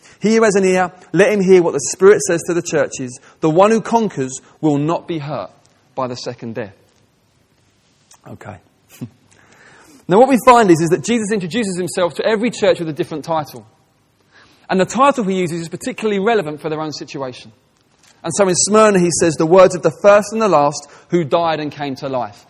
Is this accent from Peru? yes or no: no; England, United Kingdom; I'm speaking as an English person